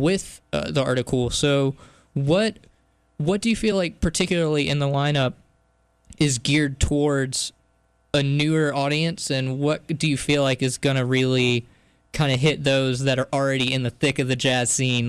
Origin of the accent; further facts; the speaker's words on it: New Bern, North Carolina, United States; I was at a venue at my hometown back in New Bern